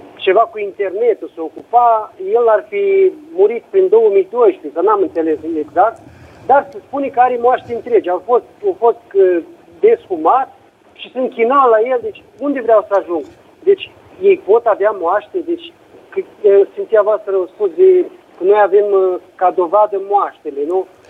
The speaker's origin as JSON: {"language": "Romanian", "country": "Romania", "moved": "yes", "lives_now": "Italy", "said": "la noi în țară"}